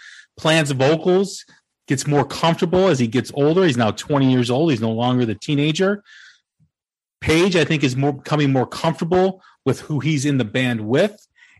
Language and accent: English; Chicago, Illinois, United States; my hometown, Chicago